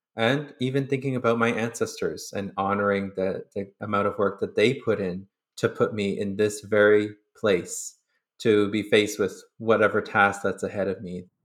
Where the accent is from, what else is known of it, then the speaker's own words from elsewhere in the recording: Sturgeon Lake Cree Nation, Alberta, Canada; now in Winnipeg, Canada; I'm from Surgeon Lake Cree Nation in Treaty Eight Territory